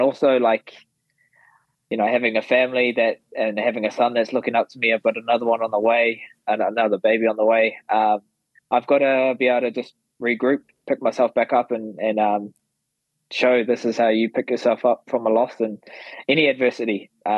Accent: Perth, Western Australia, Australia; So that was awesome, being in Perth and just soaking up their energy with my hometown support.

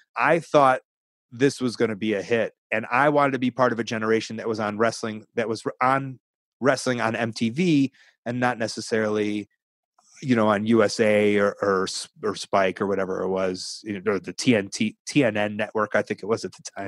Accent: Chicago, Illinois, United States; I'm from Chicago.

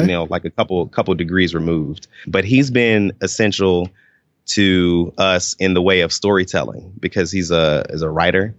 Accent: Atlanta, Georgia, United States; I grew up in the Atlanta area, uh, in Stone Mountain, Lithonia.

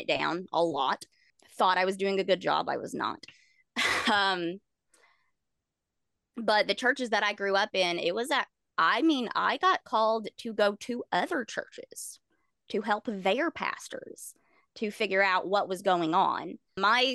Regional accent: the Bible Belt, United States; I grew up in the Bible Belt

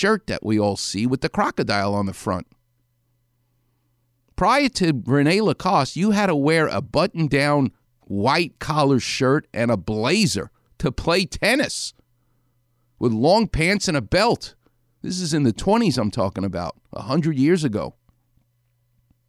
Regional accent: New York City, New York, United States; I'm from New York City.

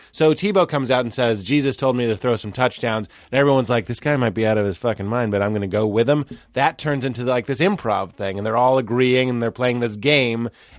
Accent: Lexington, United States; Like I grew up in Lexington.

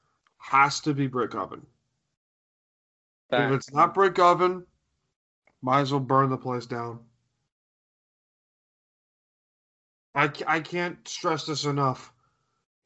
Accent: Bayport, New York, United States; we grew up in Bayport, New York

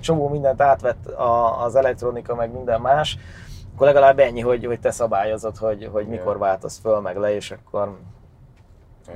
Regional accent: Great Hungarian Plain, Hungary; Alföldi gyerek vagyok

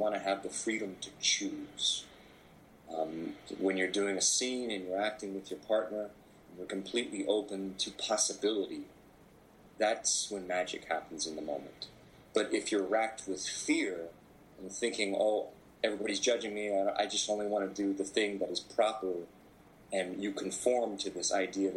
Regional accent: Anchorage, Alaska, United States; I was born in Anchorage, Alaska.

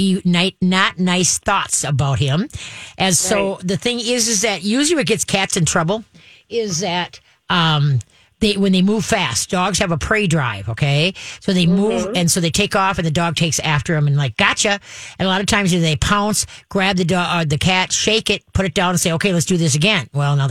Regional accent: Roseville, Minnesota, United States; where I grew up in Roseville, up in Lipeter and Dale, we had three cemeteries on the corner.

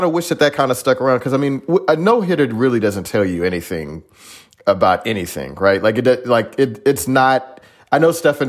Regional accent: Houston, Texas, United States; When I was growing up in Houston

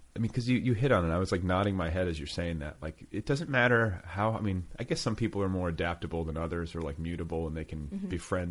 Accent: Indiana, United States; moved away as an adult; also born or lived in Colorado; now in Los Angeles, United States; I was from Indiana. I was like, you know, I was sort of like a Midwestern dude.

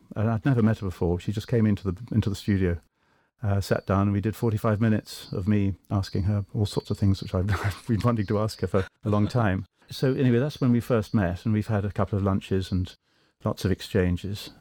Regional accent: England, United Kingdom; accent: British; I'm Anglo, of course. I'm English

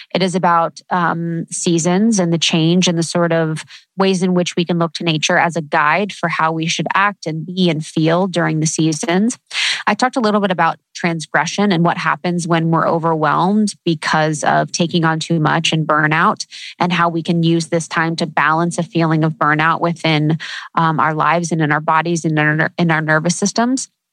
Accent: Midwest, United States; now in Los Angeles, United States; living in the Midwest, growing up in the Midwest

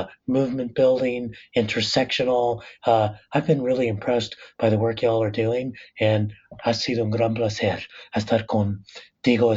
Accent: La Puente, California, United States; born or raised there

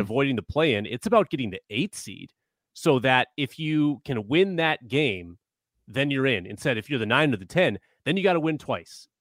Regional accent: Vermillion, South Dakota, United States; I grew up in Vermillion, South Dakota

